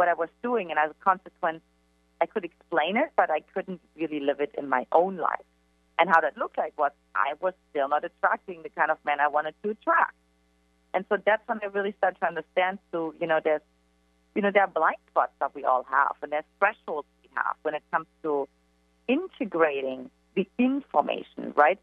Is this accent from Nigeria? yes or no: no; eastern Germany, Germany; English is a second language; now in San Diego, United States; for me, everything started in Eastern Germany, in case you can't detect from my accent.